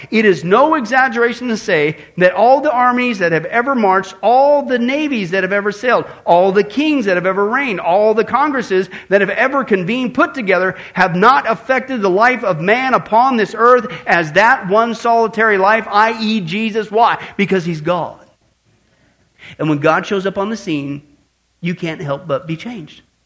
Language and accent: English; Midwest, United States; growing up in the Midwest